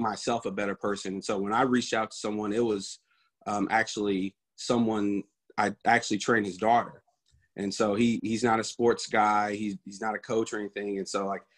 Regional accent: Indianapolis, Indiana, United States; I'm from Indianapolis, Indiana. Grew up there, was there all my life.

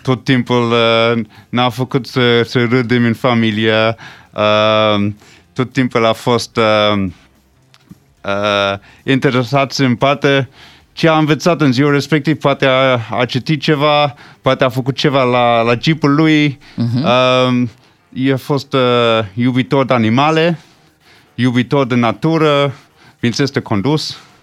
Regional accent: Switzerland; first language English; Romanian is a second language; now in Romania; m-am născut în Elveția

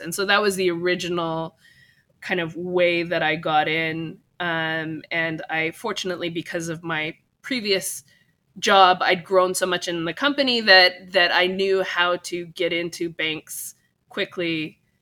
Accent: California, United States; also born or lived in Japan; I'm from California

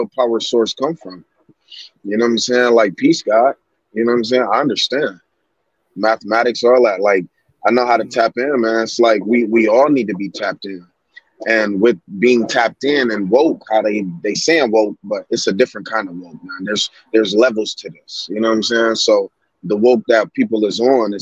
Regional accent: Kalamazoo, Michigan, United States; I'm from Kalamazoo, Michigan

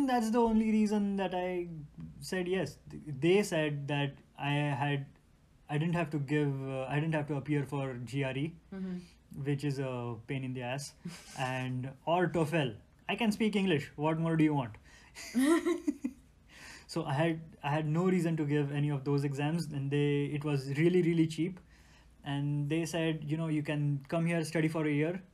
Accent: India; moved away as an adult; now in United States; we, coming from middle class Indian families

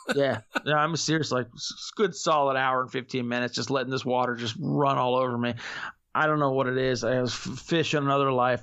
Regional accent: Florida, United States; I'm from Florida

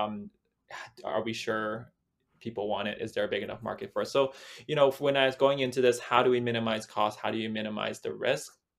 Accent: Vancouver, British Columbia, Canada; I was born and raised in Vancouver

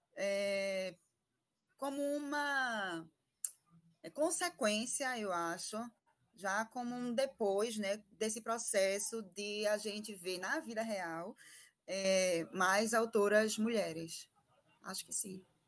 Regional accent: Pernambuco, Brazil; accent: Pernambucan; Sou pernambucana, então, um sotaquezinho diferente

